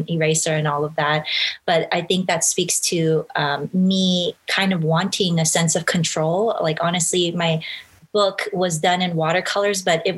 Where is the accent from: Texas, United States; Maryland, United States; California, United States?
California, United States; Los Angeles; I grew up, was born and raised in Los Angeles